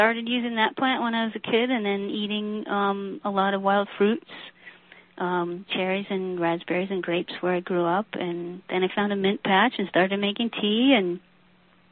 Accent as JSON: {"language": "English", "region": "New Jersey", "country": "United States", "tie": "born or raised there", "said": "we grew up in New Jersey"}